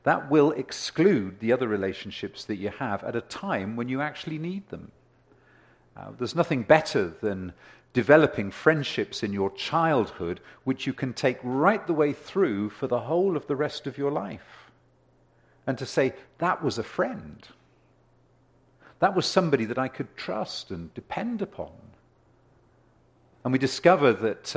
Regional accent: United Kingdom; now in Ontario, Canada; growing up in Europe

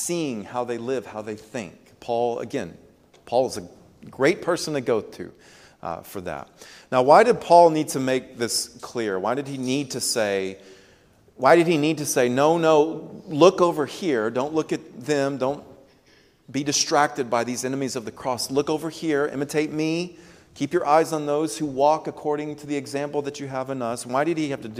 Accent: United States; We are American citizens

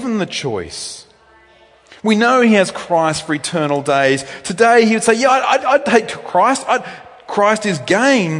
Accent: New South Wales, Australia; moved away as an adult; now in Victoria, Australia; I'm from New South Wales originally.

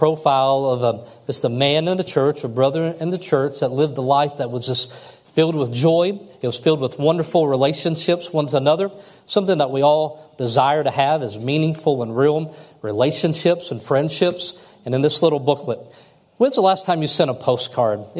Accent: Kentucky, United States; I'm from Kentucky

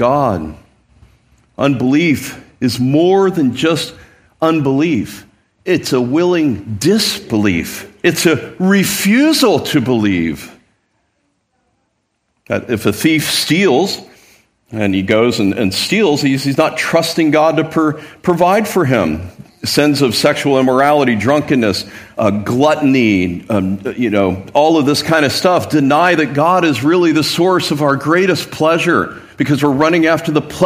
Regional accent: Midwest, United States; now in San Diego, United States; I grew up in the Midwest

